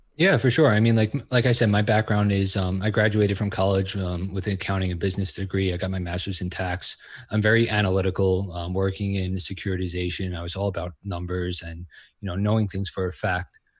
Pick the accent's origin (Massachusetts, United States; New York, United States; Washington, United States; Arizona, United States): New York, United States; I'm from New York